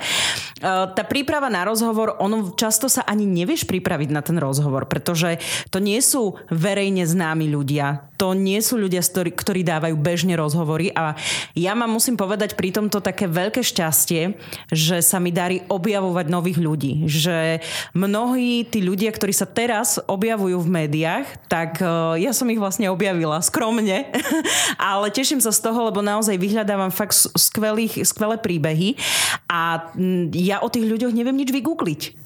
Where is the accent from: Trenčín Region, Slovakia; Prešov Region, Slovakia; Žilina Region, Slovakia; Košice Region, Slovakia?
Prešov Region, Slovakia; Pichne; ja pochádzam z rusínskej obce Pichne, to sú tie Pichne, je to okres Snina, asi 6 kilometrov od Sniny, východné Slovensko pri ukrajinských hraniciach